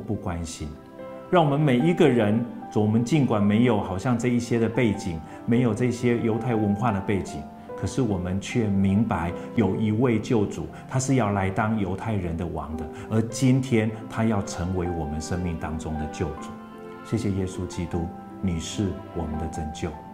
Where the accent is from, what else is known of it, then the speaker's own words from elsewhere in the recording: Kinmen, Fujian Province, Taiwan; 我在金门长大，那个时候金门号称有十万大军